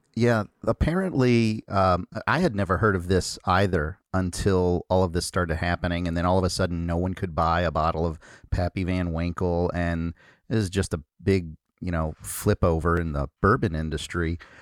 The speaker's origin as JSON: {"language": "English", "region": "Kentucky", "country": "United States", "said": "I'm from Kentucky"}